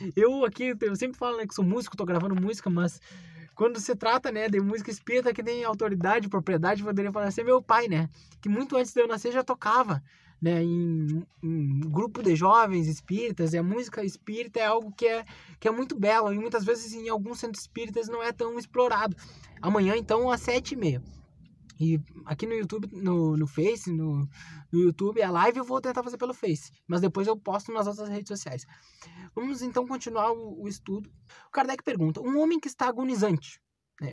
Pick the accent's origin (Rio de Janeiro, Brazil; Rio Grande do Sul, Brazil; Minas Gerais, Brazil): Rio Grande do Sul, Brazil; Bagé; moved away as an adult; estou aqui em Bagé, vim visitar minha terra natal